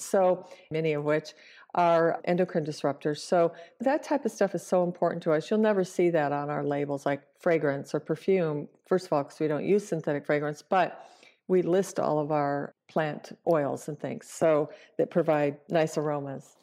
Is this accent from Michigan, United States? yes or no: yes; Michigan, United States; moved away; I'm from the Midwest. I'm from Michigan. And I was visiting my family in Michigan